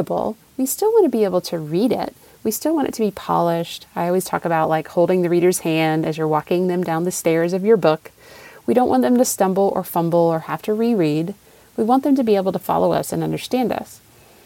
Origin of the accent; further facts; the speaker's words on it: Raleigh, North Carolina, United States; accent: Southern; I was born in Raleigh, North Carolina, and I grew up there.